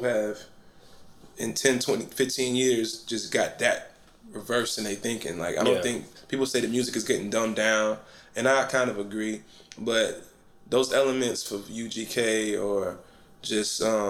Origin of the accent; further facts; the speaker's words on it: East Point, Georgia, United States; I'm from East Point